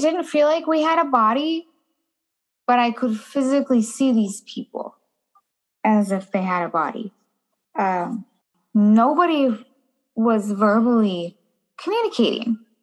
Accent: Minnesota, United States; also born or lived in California; I was born and raised in uh, well, was I was raised in Minnesota. I was born in California

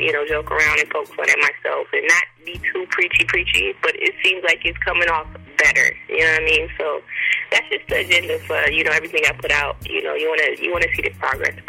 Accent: Milwaukee, Wisconsin, United States; born or raised there; moved away as an adult; now in New York, United States

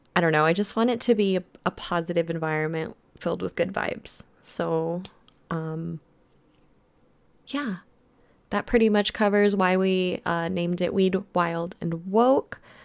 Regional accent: United States; also born or lived in Germany; I was born in Germany, and then I was brought to America when I was one.

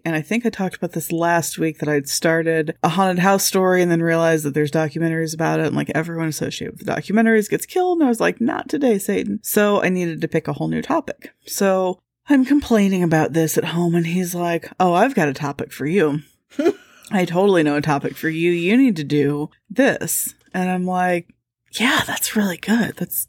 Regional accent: Midwest, United States; I'm scared. I'm the Midwesterner and I'm scared.

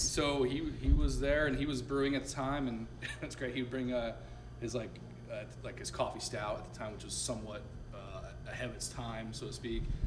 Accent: Sarasota, Florida, United States; also born or lived in Binghamton, New York; my parents retired in, in, Sarasota, and that's where I uh, was really raised

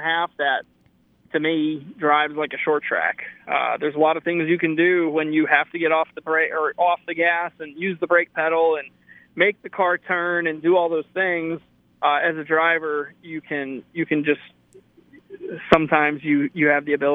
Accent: Connecticut, United States; I grew up in Connecticut

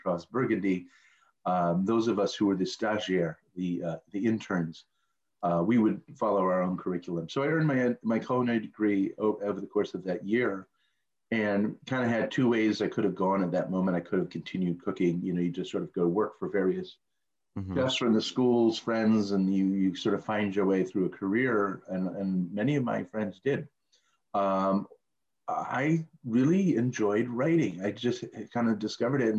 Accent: suburbs of Detroit, Michigan, United States; moved away as an adult; also born or lived in Paris, France; now in Philadelphia, United States; I grew up in the suburbs of Detroit

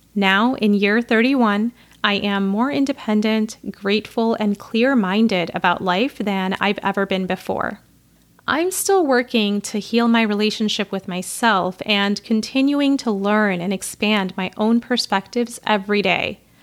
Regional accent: Chicago, Illinois, United States; I'm a Pakistani American woman born and raised in and around Chicago, which is where I currently live

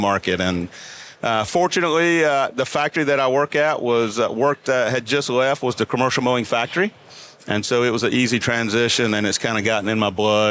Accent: Dunn, North Carolina, United States; I grew up in eastern North Carolina, a little town called Dunn

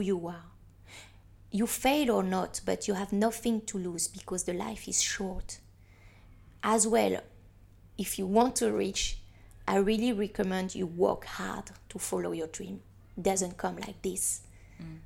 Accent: Paris, Île-de-France, France; now in Hong Kong; I'm from Paris

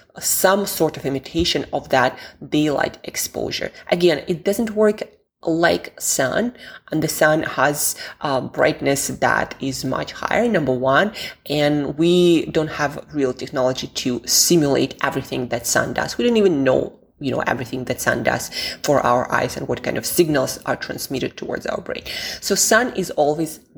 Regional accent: Siberia, Russia; moved away; also born or lived in London; I'm from Siberia, Russia originally, and I spent quite some time in London

